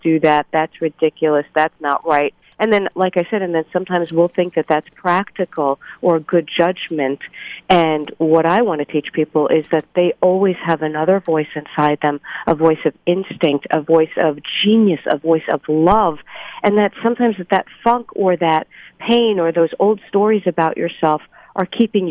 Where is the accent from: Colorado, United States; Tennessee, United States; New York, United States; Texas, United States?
New York, United States; New York City; I grew up in Brooklyn, New York, to an Orthodox Jewish family.